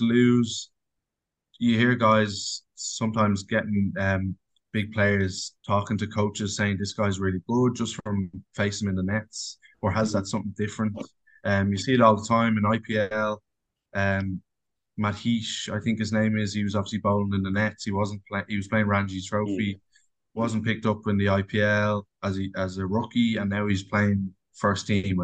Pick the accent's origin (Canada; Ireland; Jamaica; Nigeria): Ireland; also born or lived in England / Australia